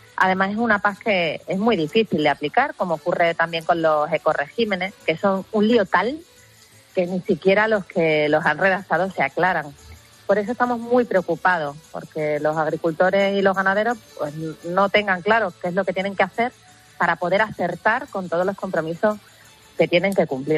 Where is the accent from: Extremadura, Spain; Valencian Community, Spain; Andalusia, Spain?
Extremadura, Spain; el campo extremeño y mi tierra es campo, es agricultura, es ganadería